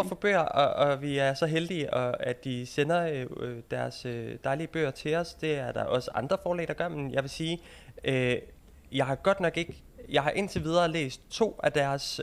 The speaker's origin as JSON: {"language": "Danish", "region": "Jutland", "country": "Denmark", "moved": "as an adult", "lives_now": "London, United Kingdom", "said": "nu er jeg jo fra Jylland"}